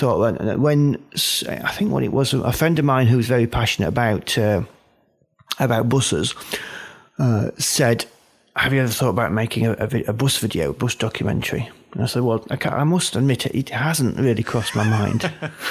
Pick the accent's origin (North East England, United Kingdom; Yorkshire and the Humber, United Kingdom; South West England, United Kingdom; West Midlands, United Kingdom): Yorkshire and the Humber, United Kingdom; Doncaster; also born or lived in Wolverhampton; I come from Doncaster, so in Yorkshire